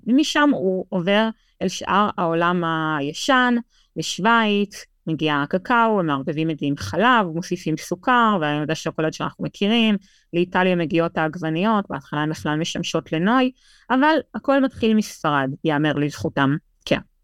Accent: Israel; now in Madrid, Spain; לנו כישראלים

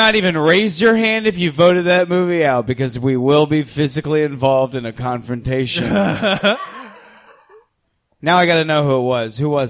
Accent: Tampa, Florida, United States; I'm from Tampa

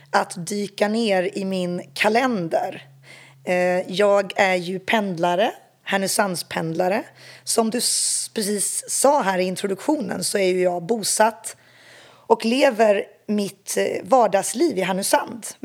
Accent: eastern Congo, DR Congo; Jag är ju uppväxt som barn i östra Kongo och kan inte tänka mig ett rikare sätt att få växa upp som barn.

